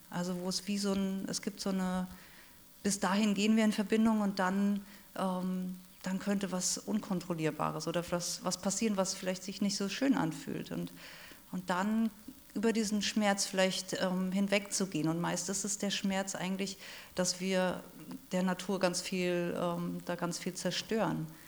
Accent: Rhineland-Palatinate, Germany; ich bin in der Südpfalz aufgewachsen, da wo die Trauben wachsen

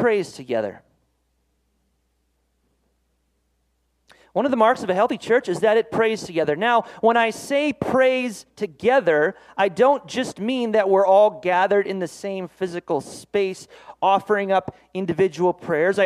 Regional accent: Minnesota, United States; moved away as an adult; also born or lived in East Coast, United States; I'm from Minnesota. We lived on the East Coast for 5 years

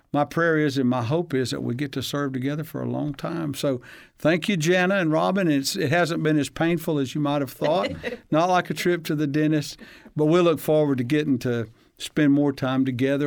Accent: Huntsville, Alabama, United States; I grew up in Hansville, Alabama

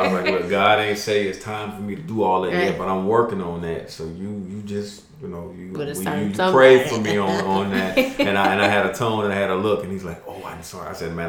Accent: United States; I'm Black American

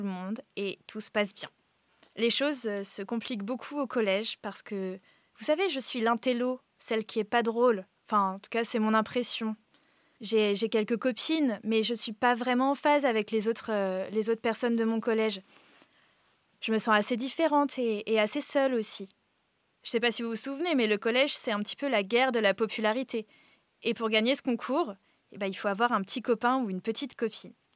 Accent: Brittany, France; J'ai grandi en Bretagne, dans une petite ville.

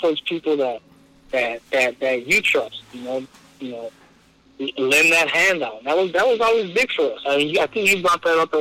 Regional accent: Bell, California, United States; I grew up in Bell. I played at Bell.

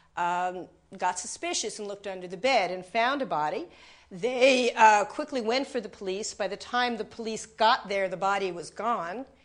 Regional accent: New York, United States; I'm from New York, Times Square

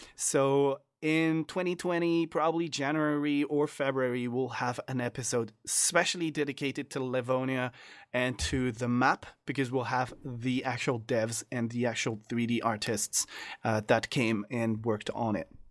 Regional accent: France; I am from France

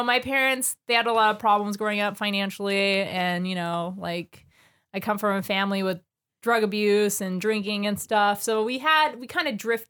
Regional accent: Renton, Washington, United States; also born or lived in Covington, Washington; I was born in Renton. I was a 12-pound baby.

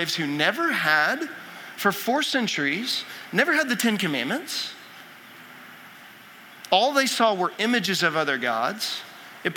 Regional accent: Texas, United States; I'm from Texas, and I grew up a huge Rangers fan

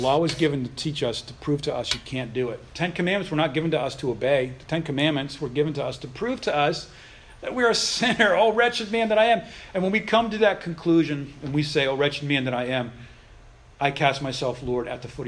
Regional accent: Boston, Massachusetts, United States; also born or lived in Baltimore; now in Texas, United States; I'm originally from Boston

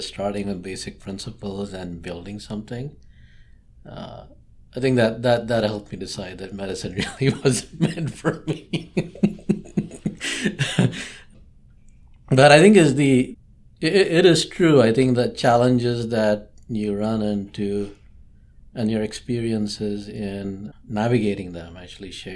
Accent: India; moved away; growing up in India or in just Southeast Asia

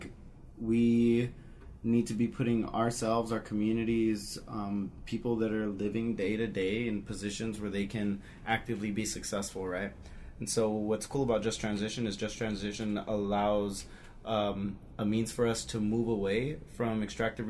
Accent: El Paso, Texas, United States; now in Albuquerque, United States; I'm also coming out of Albuquerque, originally from El Paso, Texas

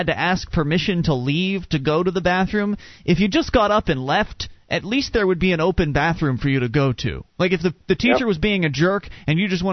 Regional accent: Sarasota, Florida, United States; I grew up in Sarasota, Florida

